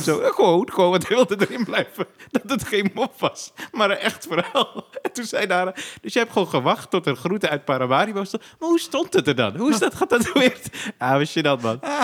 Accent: Zaandam, North Holland, Netherlands; Ik kom uit de Poelenburg, daar eh, wonen veel Turken

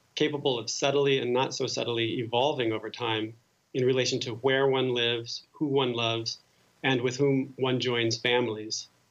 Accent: New Jersey, United States; moved away as an adult; now in Paris, France; growing up in New Jersey

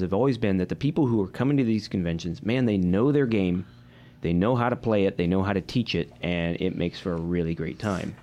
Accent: Midwest, United States; I'm from the Midwest

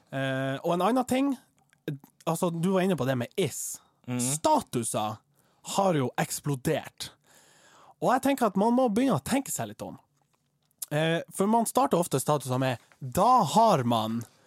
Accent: Troms, Norway; jeg er fra Stakkevollan

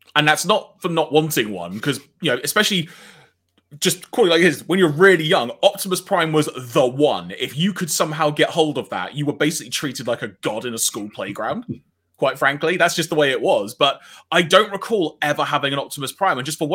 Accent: London, United Kingdom; where I grew up in North London

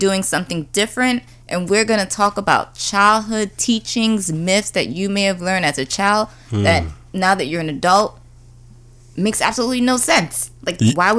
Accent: Mount Vernon, New York, United States; I'm from Mount Vernon

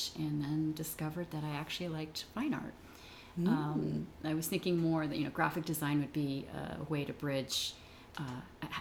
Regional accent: San Jose, California, United States; I grew up in San Jose, California

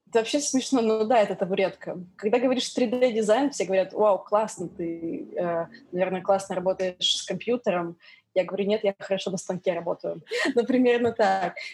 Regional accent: Yekaterinburg, Sverdlovsk Oblast, Russia; moved away as an adult; also born or lived in London, United Kingdom; now in New York, United States; Я родилась на Урале, в городе Екатеринбург. Там выросла, жила до 17 лет.

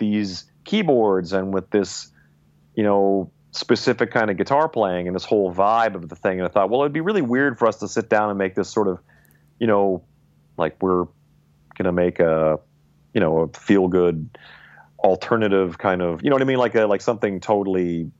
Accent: the Prairies, Canada; I'm like, yeah, well, we were guys growing up in the prairies listening to rock and roll.

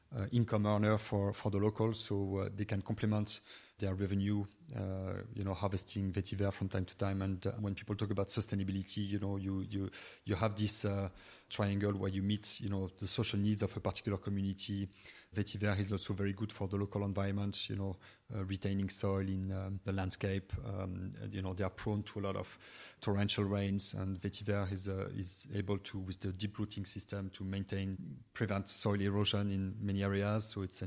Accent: Brittany, France; also born or lived in United States / New York; now in Dublin, Ireland; I come from Brittany, west of France

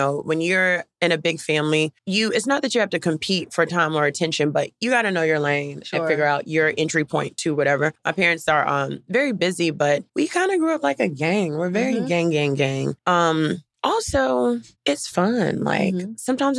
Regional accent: Durham, North Carolina, United States; Durham, North Carolina.

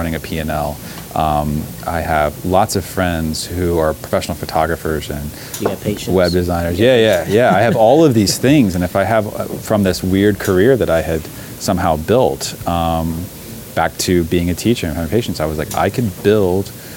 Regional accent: Alabama, United States; also born or lived in Montgomery, Alabama / Huntsville, Alabama; my growing up in Alabama

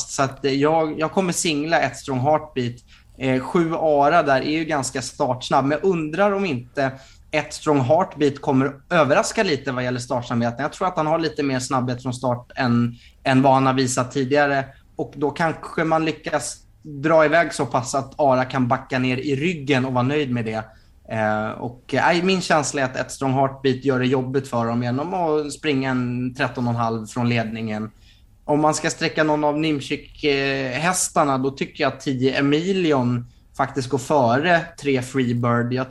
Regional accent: Stockholm, Stockholm County, Sweden; jag varnade ju i början av podden för att jag är dryg stockholmare.

